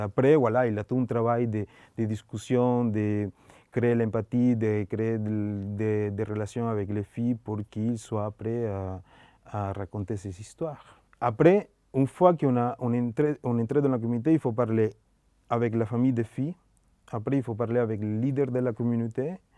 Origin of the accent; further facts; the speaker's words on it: Colombia; French is a second language; moved away; comment j'ai grandi en Colombie